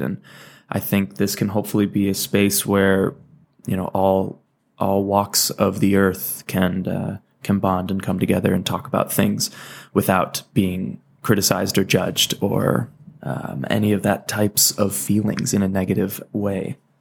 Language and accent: English; Valencia, California, United States; moved away as an adult; also born or lived in Michigan / Salt Lake City, Utah / Santa Barbara, California; now in Aurora, United States; I was born in Michigan, lived there for ten years, moved to California